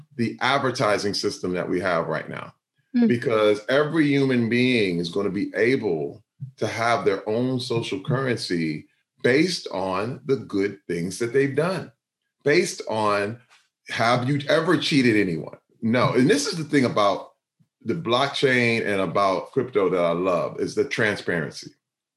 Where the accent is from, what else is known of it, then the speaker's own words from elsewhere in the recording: Flint, Michigan, United States; Growing up in Flint, Michigan, I was pretty poor.